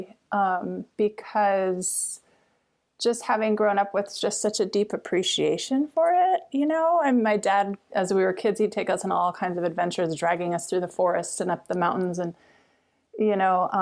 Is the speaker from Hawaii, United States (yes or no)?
yes; Oahu, Hawaii, United States; also born or lived in Big Island, Hawaii; I grew up on Oahu